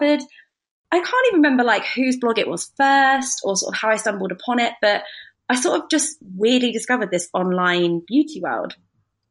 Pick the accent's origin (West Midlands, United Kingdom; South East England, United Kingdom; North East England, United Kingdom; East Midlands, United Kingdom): South East England, United Kingdom; Brighton; also born or lived in Nottingham; I'm 28 from Brighton